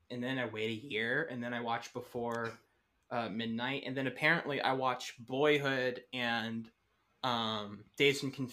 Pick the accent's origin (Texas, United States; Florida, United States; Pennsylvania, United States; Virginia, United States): Texas, United States; I'm from Texas.